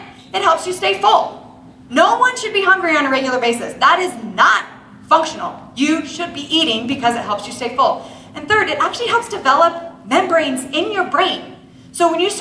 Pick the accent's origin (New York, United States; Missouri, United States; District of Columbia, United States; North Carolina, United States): District of Columbia, United States; Washington; moved away as an adult; also born or lived in Maryland / Utah; I grew up in Washington, D.C., and I graduated and I went to school at BYU